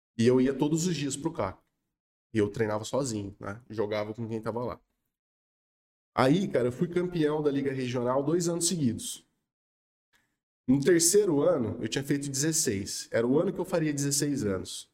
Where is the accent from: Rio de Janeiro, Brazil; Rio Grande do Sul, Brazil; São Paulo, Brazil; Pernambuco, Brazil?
São Paulo, Brazil; Espírito Santo do Pinhal